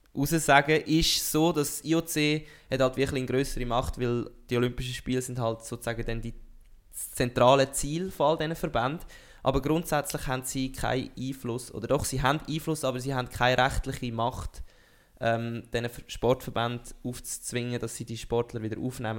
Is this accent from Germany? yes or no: no; Switzerland; als Schweizer